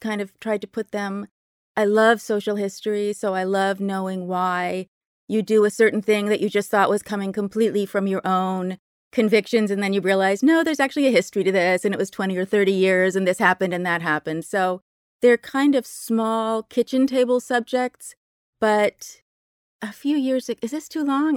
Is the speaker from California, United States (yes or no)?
yes; Berkeley, California, United States; I grew up in Berkeley, very lefty place